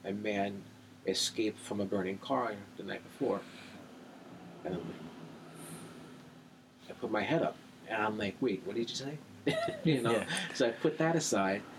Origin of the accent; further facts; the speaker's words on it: New York City, New York, United States; moved away; also born or lived in Selden, Long Island; I was from Brooklyn. So I was born in Bay Ridge, grew up in Bay of Bensonhurst and around that area, but came back and forth to Long Island.